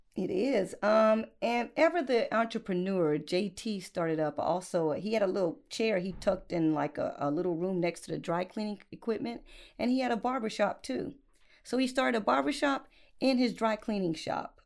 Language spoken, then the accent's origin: English; Upstate South Carolina, United States; accent: country; right at my neck of the woods